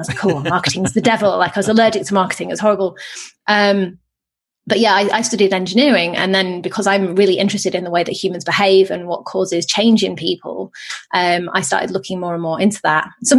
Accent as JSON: {"language": "English", "region": "England", "country": "United Kingdom", "said": "I'm not from Texas, no."}